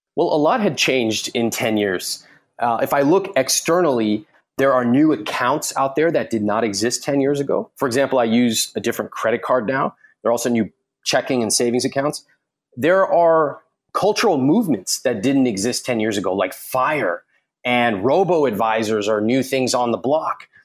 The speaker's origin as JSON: {"language": "English", "country": "United States", "said": "as an American"}